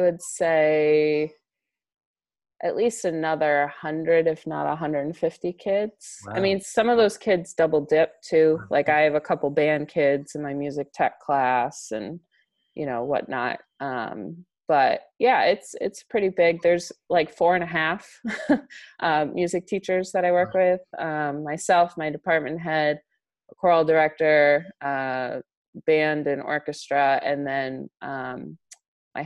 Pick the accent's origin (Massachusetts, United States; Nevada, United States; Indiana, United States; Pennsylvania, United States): Massachusetts, United States; Brewster; I grew up in Brewster.